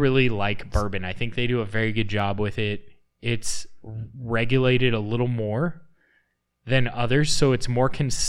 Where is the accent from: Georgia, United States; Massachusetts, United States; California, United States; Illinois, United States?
California, United States; Southern; We are from Southern California, about 30 miles east